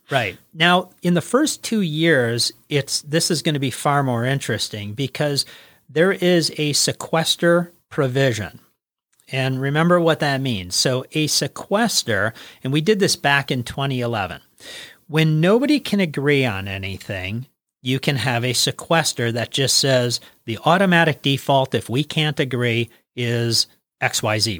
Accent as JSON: {"language": "English", "region": "Wisconsin", "country": "United States", "said": "we are from Wisconsin"}